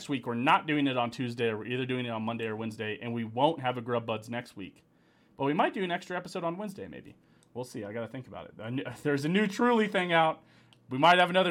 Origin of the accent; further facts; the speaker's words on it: Raytown, Missouri, United States; where I grew up in Raytown